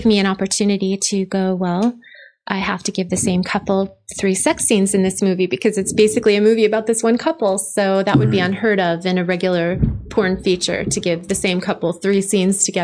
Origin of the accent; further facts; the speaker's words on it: New York City, New York, United States; now in Southern California, United States; I grew up in New York